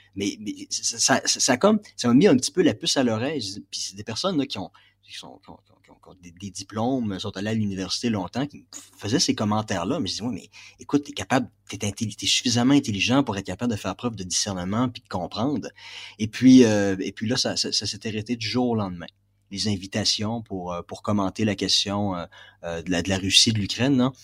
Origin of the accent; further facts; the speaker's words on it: Quebec, Canada; moved away as an adult; now in Kazakhstan; Ça fait plus de deux ans que je ne suis pas rentré au Québec